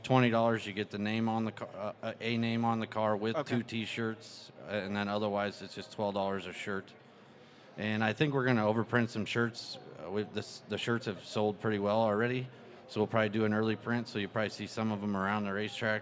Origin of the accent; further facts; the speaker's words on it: Columbus, United States; I grew up in Columbus